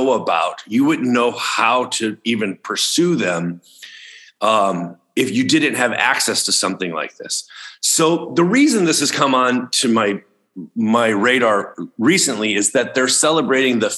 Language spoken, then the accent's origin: English; outside Chicago, Illinois, United States; when I was a kid growing up outside Chicago, Illinois